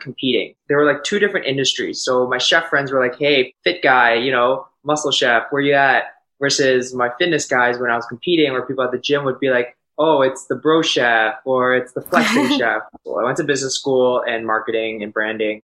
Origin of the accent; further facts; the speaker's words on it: Toronto, Ontario, Canada; I'm from Toronto